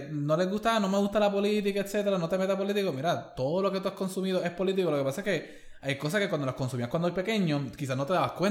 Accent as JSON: {"language": "Spanish", "country": "Puerto Rico", "said": "como puertorriqueños"}